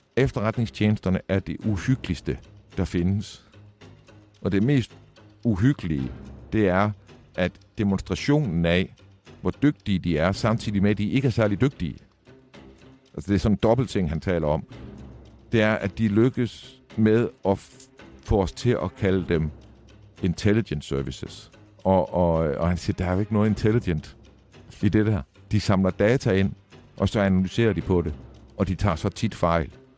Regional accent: Vejle, Southern Denmark, Denmark; Vejle, hvor jeg voksede op

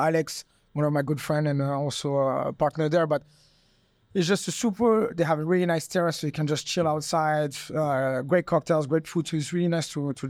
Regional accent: Monaco; English is a second language; moved away as an adult; now in Thailand; And I come from Monaco, which, we are aiming at elites or billionaires and millionaires coming in, spending ridiculous money on wine.

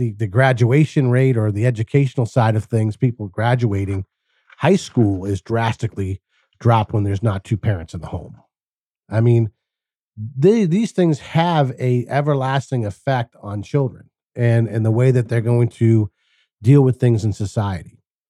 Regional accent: Massachusetts, United States; I grew up in Massachusetts, and like all my Portuguese friends, my fathers were all carpenters.

